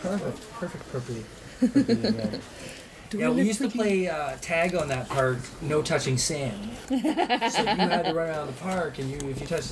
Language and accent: English; Mississauga, Ontario, Canada; also born or lived in St. Catharines, Ontario; well, I moved here from St. Catharines when I was 9, or to Mississauga, and Willow Glen was my first school in grade 3.